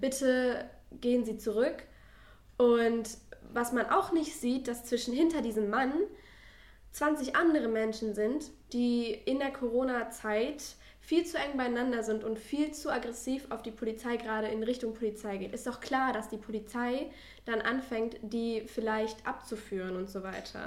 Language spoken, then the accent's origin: German; Ruhr area, North Rhine-Westphalia, Germany; ich komme aus dem Ruhrgebiet